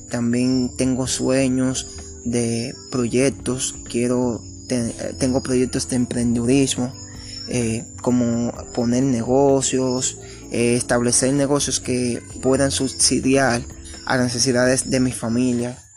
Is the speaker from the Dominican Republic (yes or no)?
yes; Sabana de la Mar, Hato Mayor, Dominican Republic; born there; nací en Sabana de la Mar, esta está ubicada al este del país, es un pequeño pueblo costero